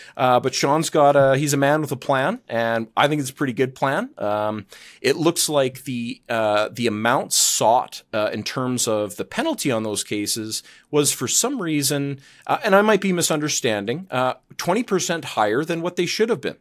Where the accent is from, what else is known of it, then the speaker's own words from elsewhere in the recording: Calgary, Alberta, Canada; I'm from Calgary and, um, Alberta's where, uh, kind of where my heart is